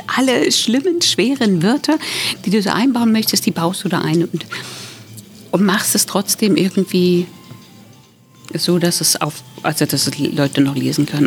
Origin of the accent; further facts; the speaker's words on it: Thuringia, Germany; now in Berlin, Germany; ich komme aus Thüringen, wohne jetzt schon richtig lange in Berlin